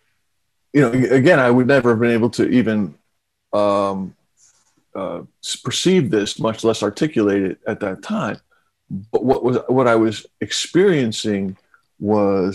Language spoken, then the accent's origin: English; New York City, New York, United States; I grew up in Queens